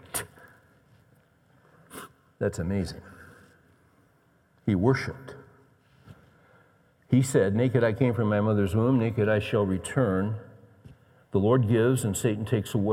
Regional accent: West Coast, United States; I grew up on the West Coast

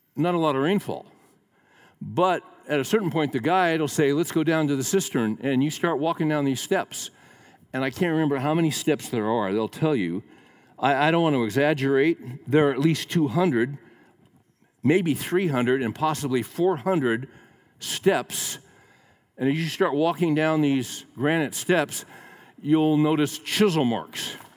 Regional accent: Central Valley of California, United States; also born or lived in Daly City, California; we moved from the Central Valley of California to um, a suburb that was right next to San Francisco called Daly City.

